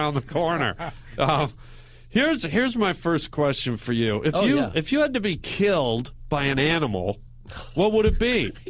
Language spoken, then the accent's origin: English; Vancouver, British Columbia, Canada; now in United States; I'm from Vancouver.